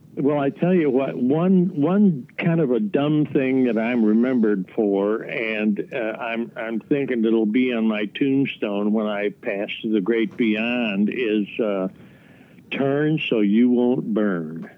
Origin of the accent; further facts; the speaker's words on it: Chicago, Illinois, United States; I grew up in Chicago or a suburb of Chicago